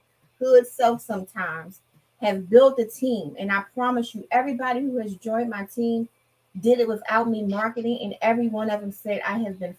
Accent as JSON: {"language": "English", "town": "Washington", "region": "District of Columbia", "country": "United States", "tie": "born or raised there", "said": "I'm in the DMV, born and raised in Washington, D.C."}